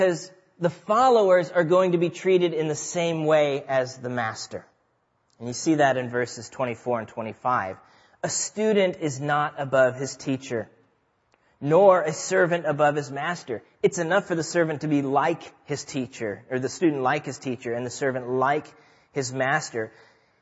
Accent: Nebraska, United States; I grew up in Nebraska.

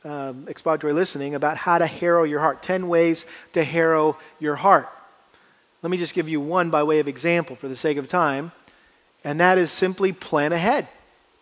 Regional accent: Massachusetts, United States; a young boy growing up in Massachusetts

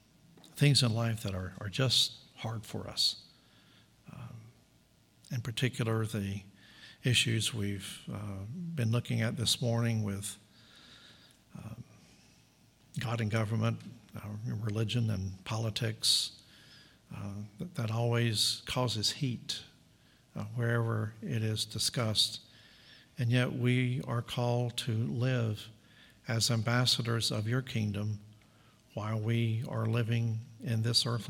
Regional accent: Southern United States, United States; I was an American, and a Southern American at that.

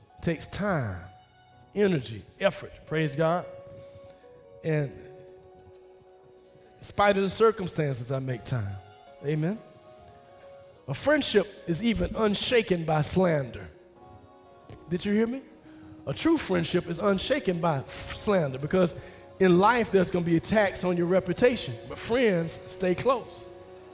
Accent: the South, United States; I'm from the South. We speak to people

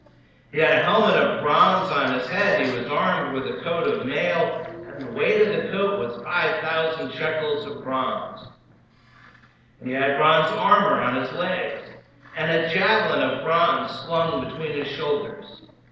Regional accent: Oakland, New Jersey, United States; when I was growing up in Oakland, New Jersey, this was my all-time favorite Bible story.

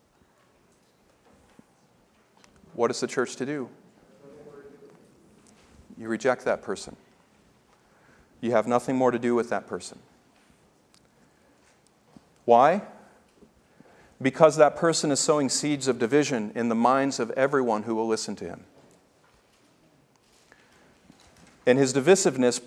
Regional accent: the South, United States; I grew up in the South

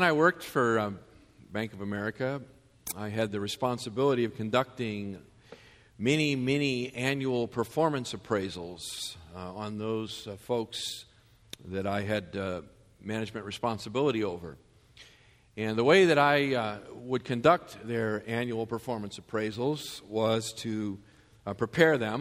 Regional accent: Massachusetts, United States; I grew up in Massachusetts, and those R's, they attach themselves

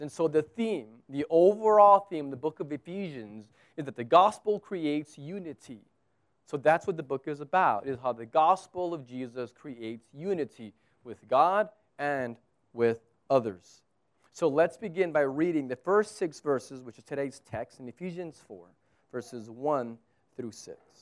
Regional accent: United States; now in Abu Dhabi, United Arab Emirates; I'm American.

